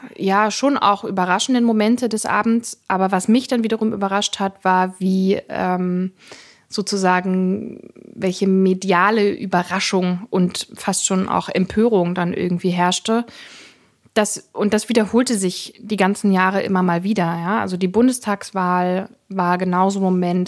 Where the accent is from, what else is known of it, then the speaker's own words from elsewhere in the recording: Saxony-Anhalt, Germany; ich bin in Ostdeutschland geboren, aufgewachsen, lebe in Ostdeutschland.